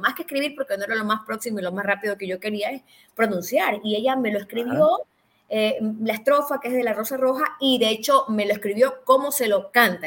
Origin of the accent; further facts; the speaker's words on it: Ecuador; somos ecuatorianos